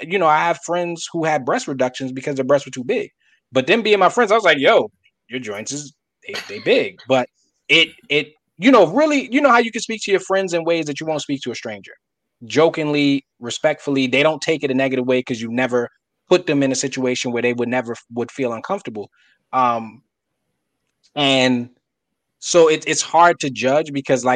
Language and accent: English; New York City, New York, United States; I'm from Brooklyn. We have a certain type of face that most people be like, oh, you from Brooklyn. You know what I mean? Like, I have that. I was born with it, raised with it.